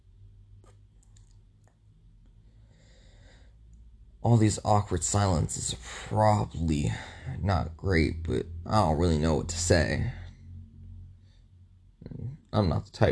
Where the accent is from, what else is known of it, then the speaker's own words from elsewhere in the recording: Midwest, United States; I'm from the Midwest